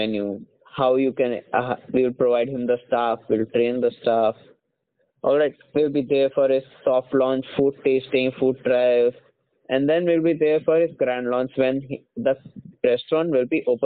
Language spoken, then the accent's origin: English; Bareilly, Uttar Pradesh, India; moved away as an adult; now in Hyderabad, India; I belong to Uttar Pradesh. I belong to the city Bareilly